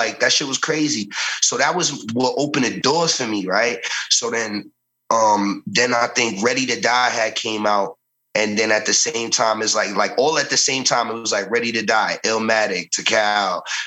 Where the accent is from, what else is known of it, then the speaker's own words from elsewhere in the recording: New York City, New York, United States; I was born in the Bronx